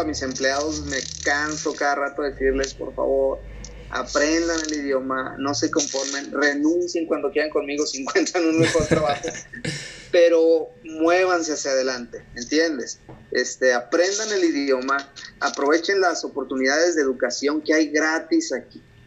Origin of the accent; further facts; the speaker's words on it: Mexico; moved away as an adult; now in United States; mi cultura como mexicano